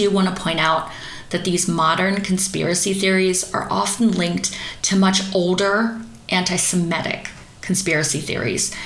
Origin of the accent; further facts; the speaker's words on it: East Coast of America, United States; the little teeny tiny town that I grew up in on the East Coast of America